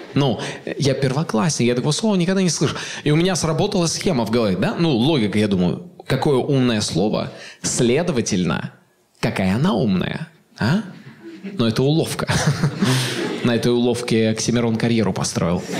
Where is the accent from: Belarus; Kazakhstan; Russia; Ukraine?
Kazakhstan; Ust-Kamenogorsk, East Kazakhstan Region; мы жили в 90-е в Усть-Каменогорске, мой родной город в Восточном Казахстане